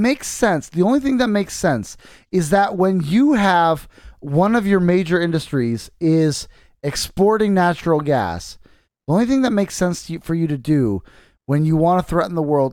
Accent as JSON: {"language": "English", "country": "United States", "said": "I'm an American"}